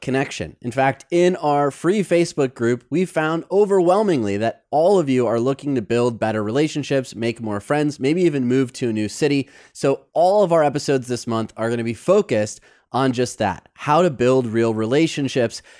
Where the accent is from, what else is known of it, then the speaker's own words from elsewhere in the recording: Detroit, Michigan, United States; now in Los Angeles, United States; I grew up in Detroit